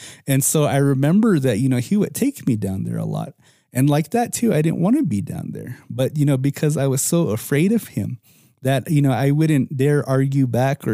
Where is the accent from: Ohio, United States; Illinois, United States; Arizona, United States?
Arizona, United States; Moenkopi; I'm from Munkapi